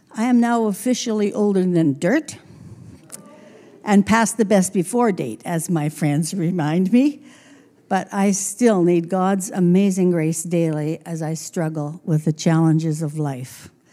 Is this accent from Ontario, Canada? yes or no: no; Trail, British Columbia, Canada; now in Grand Forks, Canada; my elementary years were in Trail